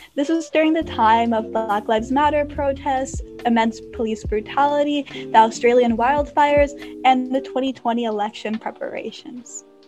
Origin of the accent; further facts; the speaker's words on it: United States; I am a 14 year old high school freshman from the US